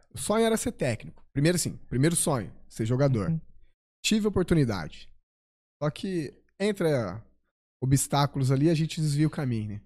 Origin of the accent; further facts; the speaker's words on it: Mococa, São Paulo, Brazil; Eu sou é? natural de Mococa é, Mo... mais do interior, divisa com Minas